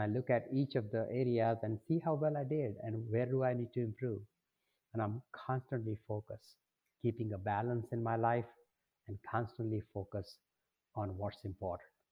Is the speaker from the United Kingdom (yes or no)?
no; India; moved away as an adult; now in Detroit, United States; I came, I grew up, uh, you know, across the world